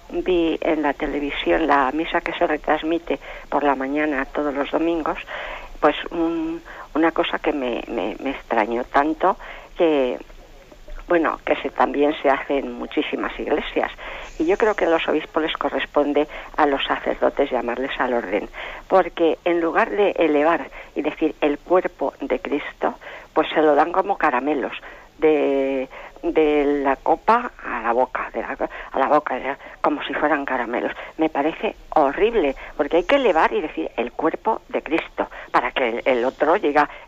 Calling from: Madrid, Community of Madrid, Spain; de Madrid.

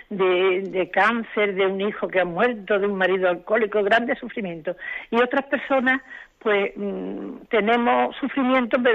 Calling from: Santander, Cantabria, Spain; de Santander.

